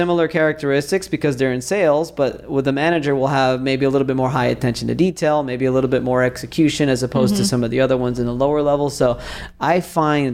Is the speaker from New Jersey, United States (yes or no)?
no; Miami, Florida, United States; now in Tampa, United States; it's me here in Tampa, born and raised in Miami